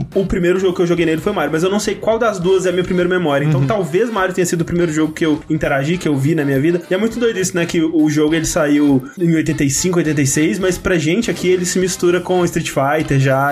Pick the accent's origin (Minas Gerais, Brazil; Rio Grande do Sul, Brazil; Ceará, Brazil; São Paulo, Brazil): Minas Gerais, Brazil; Coronel Fabriciano; Coronel Fabriciano, minha cidade natal